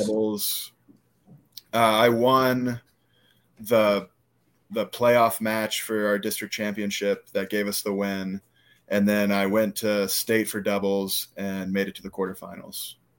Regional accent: Live Oak, Florida, United States; they have Live Oak as my hometown, but if one of my teammates asks me where I'm from, I say Suwanee County

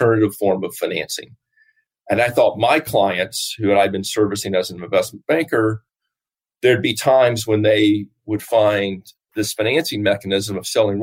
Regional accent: Nashville, Tennessee, United States; moved away as an adult; also born or lived in New York / Virginia; I grew up in Nashville, Tennessee

